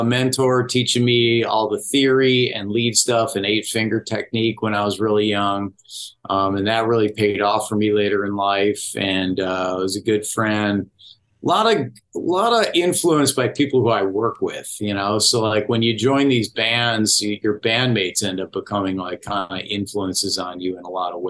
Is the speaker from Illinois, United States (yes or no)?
yes; Orland Park, Illinois, United States; I grew up in Orland Park